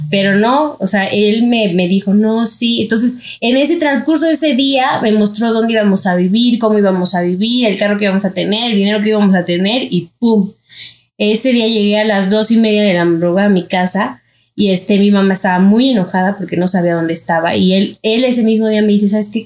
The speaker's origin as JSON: {"language": "Spanish", "region": "Mexico City", "country": "Mexico", "said": "yo soy de aquí de la Ciudad de México"}